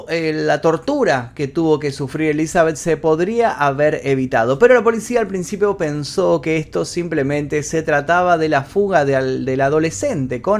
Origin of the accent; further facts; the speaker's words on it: Argentina; En Argentina, por ejemplo, de donde soy yo, existe la alerta Sofía